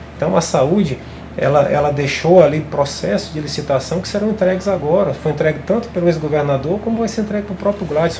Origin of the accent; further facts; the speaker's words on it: Cruzeiro do Sul, Acre, Brazil; moved away; also born or lived in Rio Branco; Eu vou para Cruzeiro do Sul com um coração muito alegre, até porque é minha terra natal